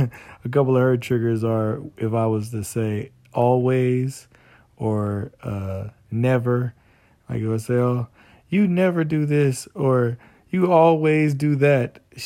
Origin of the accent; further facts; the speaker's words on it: Southern California, United States; And we're from Southern California.